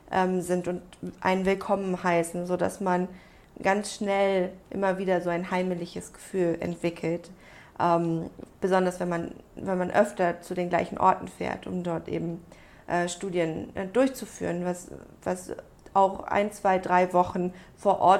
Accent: Germany; ich bin ja groß geworden in Deutschland, aber mit einer koreanischen, äh, mit einem koreanischen Anteil. Also ich bin halb Koreanerin

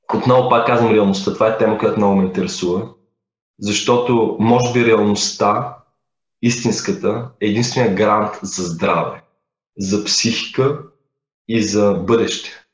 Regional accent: Bulgaria; не съм питал дали съм първият българин. Впоследствие разбрах, че съм първия

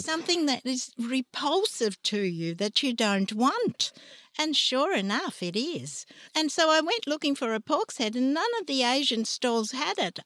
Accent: Trieste, Friuli-Venezia Giulia, Italy; moved away; also born or lived in Ragusa, Sicily; I was brought up in, in Trieste

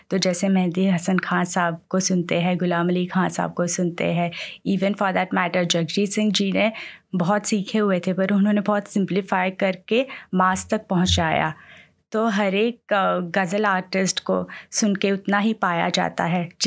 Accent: Ahmedabad, Gujarat, India; now in Sydney, Australia; हम लोग अहमदाबाद गुजरात से बिलोंग करते हैं

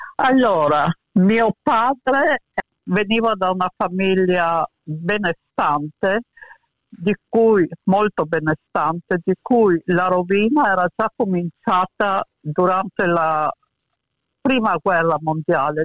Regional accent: Muggia, Friuli-Venezia Giulia, Italy; also born or lived in Pula, Croatia / Venice; Muggia è una cittadina in provincia di Trieste dove sono cresciuta

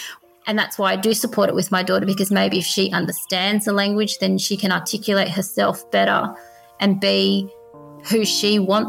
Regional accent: Australia; I'm born and raised in Australia and I do view myself as an Australian. However, if I was to walk down the street, I'm pretty sure I wouldn't be identified as an Australian. I'd be like that Muslim lady or, you know, that Asian lady.

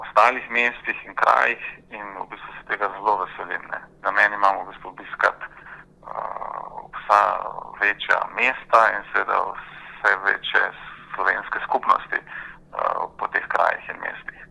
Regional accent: Ljubljana, Slovenia; moved away as an adult; also born or lived in Turkey; now in Canberra, Australia; jaz sem v bistvu rojen Ljubljančan, ki sem tam obiskoval osnovno, srednjo šolo

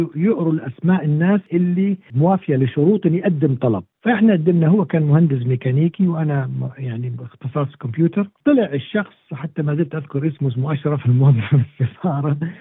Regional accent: Kuwait; moved away as an adult; also born or lived in Cairo, Egypt / Iraq; now in Australia; أنا مولود في القاهرة أنا مصري الأب والأم مولود في القاهرة في سنة 54 ولكن مع اني تولدت في القاهره الا انه تركنا مصر في نفس 54 وانا عمري شهرين

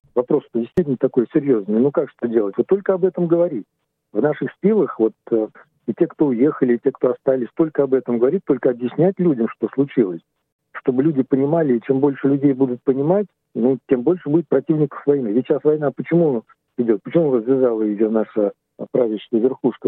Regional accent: Moscow, Russia; moved away as an adult; now in Australia; Я жил в Москве, ну, в последнее время под Москвой, мы все из Москвы

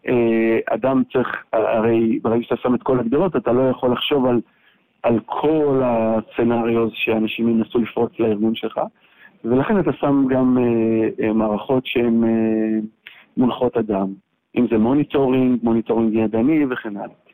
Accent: Israel; also born or lived in San Francisco, United States / Amsterdam, Netherlands; גדלתי בישראל ולמדתי פה בטכניון ובאוניברסיטת תל אביב.

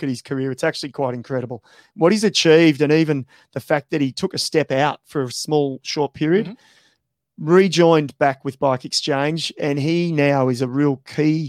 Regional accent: Australia; as an Aussie

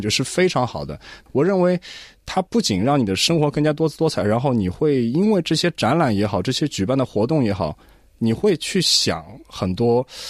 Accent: Australia; 作为一个华裔的一个， 一个澳洲人也好，一个华人

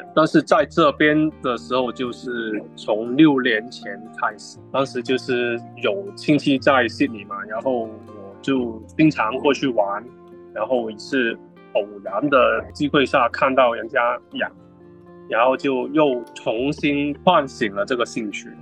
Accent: China; now in Australia; 我们中国人就是龙的传人

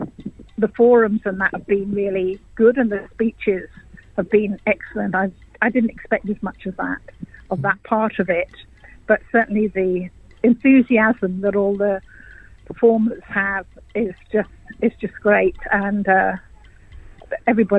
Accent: England, United Kingdom; accent: English; moved away as an adult; also born or lived in Bamaga, Australia; now in Cairns, Australia; You can probably hear my accent. I'm English, and I actually retired over here.

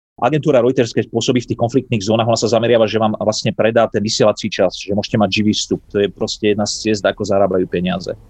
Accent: Slovakia; moved away as an adult; also born or lived in United States; na Slovensku, aby videli, ako som vyrastal

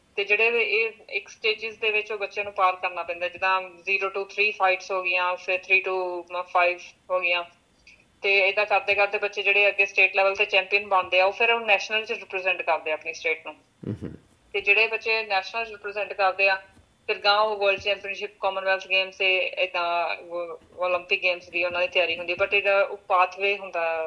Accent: Mohali, Punjab, India; moved away; also born or lived in Chandigarh; ਪੰਜਾਬ ਤੋਂ ਮੈਂ ਮੋਹਾਲੀ ਤੋਂ ਹਾਂਜੀ

